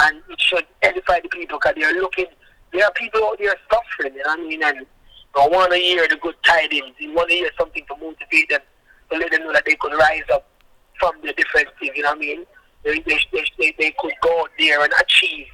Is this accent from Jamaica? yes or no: yes; Jamaica; now in Canada; I'm from Jamaica, the rural part of Jamaica